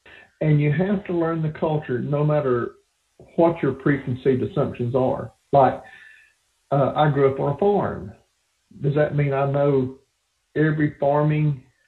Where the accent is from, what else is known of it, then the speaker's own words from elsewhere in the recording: Tennessee, United States; accent: hillbilly English; moved away as an adult; also born or lived in northern Michigan; I grew up in a little country town, like I said, in the hills of Tennessee.